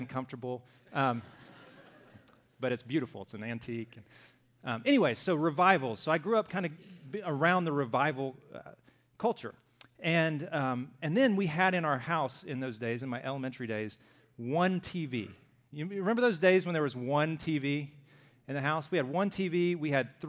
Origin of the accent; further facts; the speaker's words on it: Deep South, United States; I grew up in the Deep South